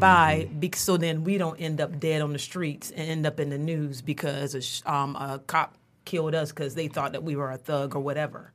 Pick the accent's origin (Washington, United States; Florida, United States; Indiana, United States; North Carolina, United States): North Carolina, United States; now in Michigan, United States; I'm from the South. I'm from North Carolina